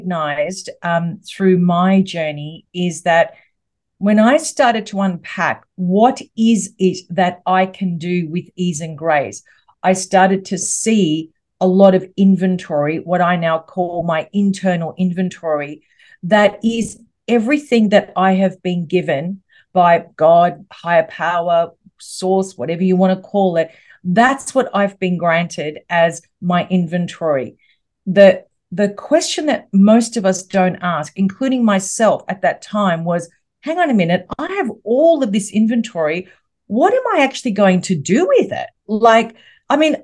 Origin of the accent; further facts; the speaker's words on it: Melbourne, Victoria, Australia; I'm from Melbourne in Australia.